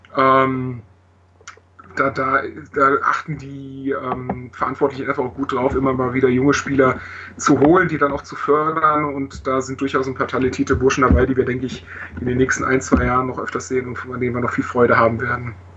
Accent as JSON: {"language": "German", "town": "Augsburg", "region": "Bavaria", "country": "Germany", "also_born_or_lived": "Heidenheim", "said": "Ursprünglich komme ich aus Augsburg und wohne da."}